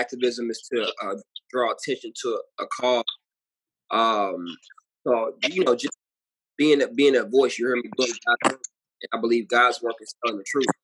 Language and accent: English; St. Louis, Missouri, United States; um, born and raised in St. Louis, Missouri.